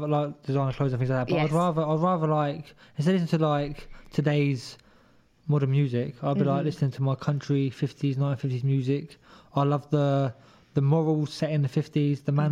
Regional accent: Luton, East of England, United Kingdom; moved away as an adult; now in Ireland; When I was at my hometown, Luton.

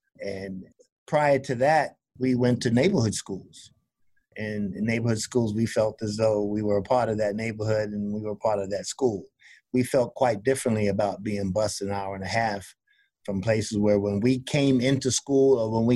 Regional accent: New York City, New York, United States; moved away; also born or lived in South Carolina / Jamaica, Queens; I was raised in Brooklyn to start, and my first 10 years in New York were in Brooklyn.

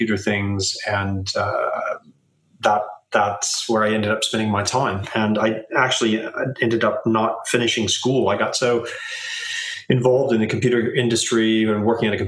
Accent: Southern California, United States; now in London, United Kingdom; I was born in Southern California

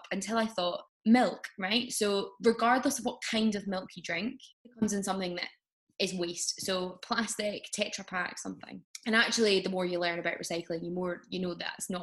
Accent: Glasgow, Scotland, United Kingdom; also born or lived in Edinburgh; Even though I'm from Glasgow, I wasn't living there at the time.

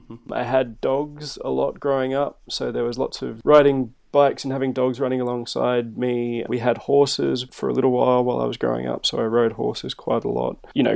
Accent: Melbourne, Victoria, Australia; moved away; also born or lived in Tamworth / Wollongong / Western Sydney; which is a suburb probably 12 to 15 k's east of Melbourne, CBD. From there, we moved around quite a bit. I moved from Melbourne to Tamworth, which is a very, very different city in kind of rural New South Wales.

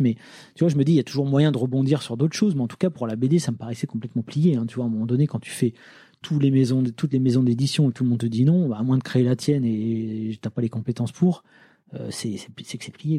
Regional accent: Lille, Hauts-de-France, France; also born or lived in Nancy; je viens de Lille

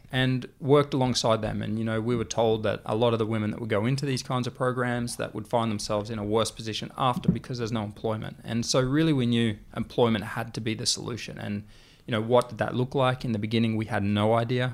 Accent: Australia; the way we communicate as an Australian

